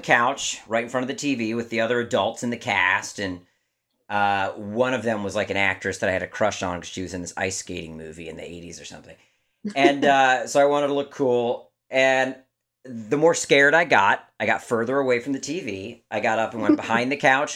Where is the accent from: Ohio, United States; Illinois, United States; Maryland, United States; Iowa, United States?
Maryland, United States; moved away; I'm from Maryland originally